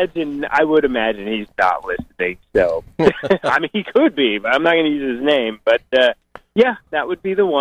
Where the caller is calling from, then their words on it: Boise, Idaho, United States; I'm calling from Boise, Idaho.